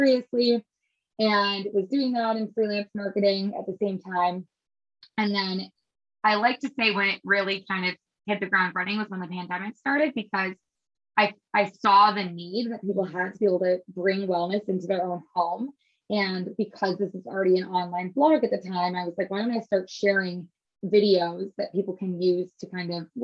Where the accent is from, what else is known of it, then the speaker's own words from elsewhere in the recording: Midwest, United States; also born or lived in Chicago / Los Angeles; now in New York, United States; I grew up in the Midwest